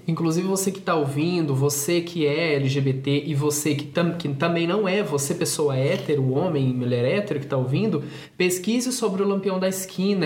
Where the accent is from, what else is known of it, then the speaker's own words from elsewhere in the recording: Brazil; nós todos que somos brasileiros